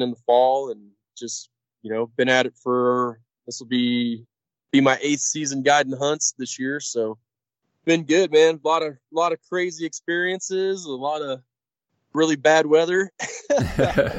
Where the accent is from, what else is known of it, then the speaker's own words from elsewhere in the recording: Missouri, United States; moved away as an adult; also born or lived in Orlando, Florida; now in Kodiak, United States; grew up in Missouri, just in farm country